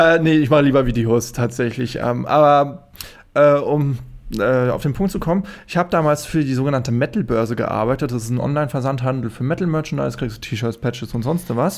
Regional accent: Friedberg, Hesse, Germany; also born or lived in Darmstadt; wo ich herkomme, aus Karben, Friedberg, wie gesagt, Friedberg in äh, Hessen

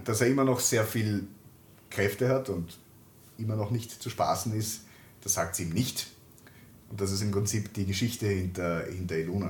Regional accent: Lower Austria, Austria; accent: Lower Austrian dialect; bei meiner Großmutter teilweise aufgewachsen bin, dadurch habe ich den niederösterreichischen Dialekt drauf

